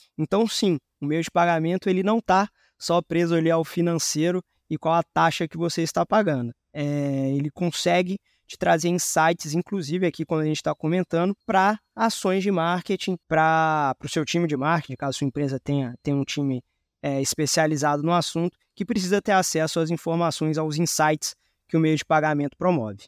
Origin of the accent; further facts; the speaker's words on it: Belo Horizonte, Minas Gerais, Brazil; moved away as an adult; now in São Paulo, Brazil; eu sou mineiro de Belo Horizonte, mas resido em São Paulo há mais ou menos seis anos